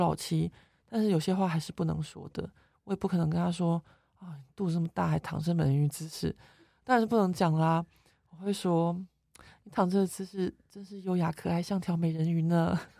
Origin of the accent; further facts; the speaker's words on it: Taiwan; now in France; 我们台湾人